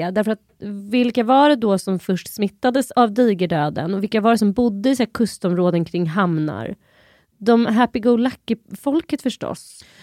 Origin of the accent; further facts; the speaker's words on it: Sweden; Jag är typ ett svensk, har bott här hela mitt liv, två, jag är inte förkyld.